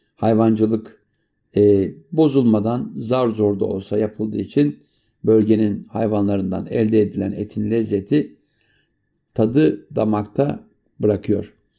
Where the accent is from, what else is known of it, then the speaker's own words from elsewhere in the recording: Turkey; moved away; also born or lived in France; bizim ana vatandan Avrupa'ya giden e, emekçi kardeşlerimize borçluyuz.